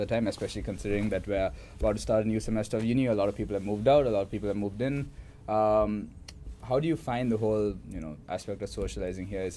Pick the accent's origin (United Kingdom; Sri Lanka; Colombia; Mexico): Sri Lanka; now in Melbourne, Australia; I'm from Sri Lanka